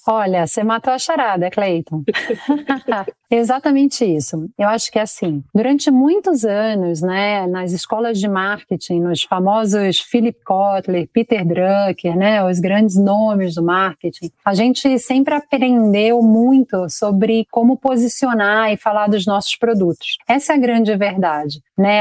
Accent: Rio de Janeiro, Brazil; moved away as an adult; now in São Paulo, Brazil; sou carioca, em primeiro lugar, mas moro aqui em São Paulo já há uns 19 anos

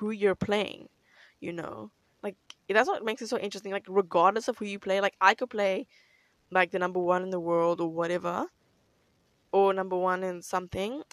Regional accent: South Africa

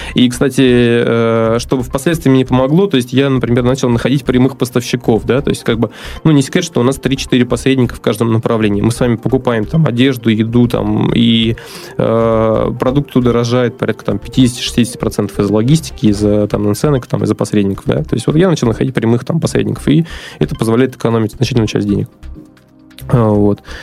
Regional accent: Astrakhan, Astrakhan Oblast, Russia; moved away as an adult; also born or lived in Moscow; now in Saint Petersburg, Russia; вообще я родился на юге, в Астрахани

